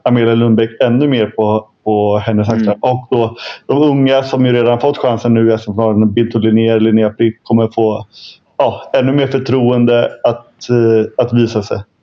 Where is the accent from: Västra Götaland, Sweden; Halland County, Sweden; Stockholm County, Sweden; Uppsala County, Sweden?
Stockholm County, Sweden; Stockholm; vet ju jag som, som stockholmare